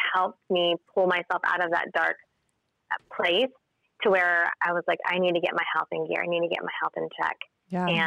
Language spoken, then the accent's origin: English; Tulsa, Oklahoma, United States; moved away as an adult; I'm from Tulsa. I just recently moved my business back here, though. I've lived outside of the state for many years, but Tulsa's always been my home